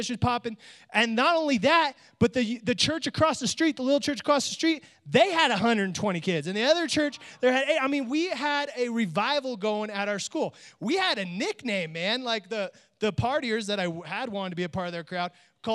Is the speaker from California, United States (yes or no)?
yes; Oakdale, California, United States; also born or lived in Bay Area, California; I grew up in a small little country town called Oakdale, California